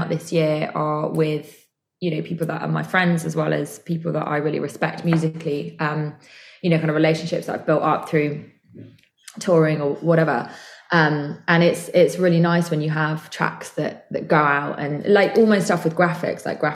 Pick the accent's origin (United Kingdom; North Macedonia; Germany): United Kingdom; just outside Bristol, South West England; I'm from Bristol. Well, sort of. I'm from like just outside Bristol, so this is like my home.